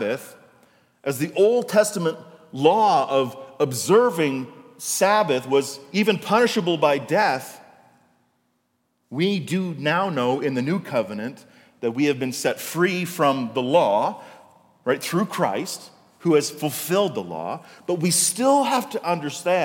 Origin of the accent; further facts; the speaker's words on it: Canada; when I was a kid in the 80s, right, not so long ago, in my hometown, there was no shopping on Sundays. The only stores open on Sundays were corner stores or gas stations. In fact, in Canada, up until the 80s, there was what was called the Lord's Day Act.